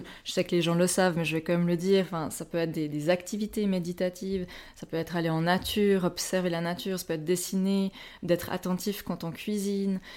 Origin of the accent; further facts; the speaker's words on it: Switzerland; ambulancière chez nous, en Suisse